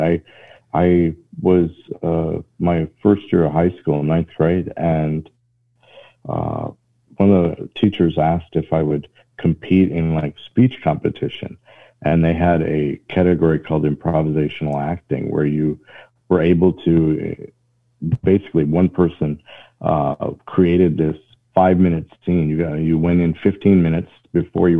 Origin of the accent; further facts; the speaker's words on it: Northwest Iowa, United States; moved away as an adult; now in Atlanta, United States; I'm originally from Northwest Iowa, but I've been in Georgia for 20 years now.